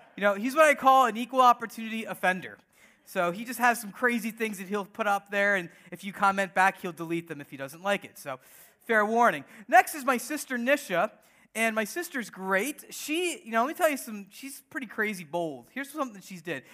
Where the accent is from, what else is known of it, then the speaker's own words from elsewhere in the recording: United States; we're all born here, born and raised in the U S of A.